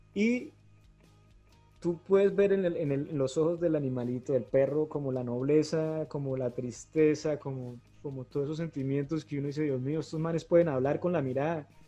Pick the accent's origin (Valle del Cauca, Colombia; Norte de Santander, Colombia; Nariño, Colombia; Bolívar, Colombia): Norte de Santander, Colombia; Cúcuta; moved away as an adult; also born or lived in Bogotá; yo nací en Cúcuta y aquí empecé a hacer mis, como mis primeros pinitos con las bandas en rock en español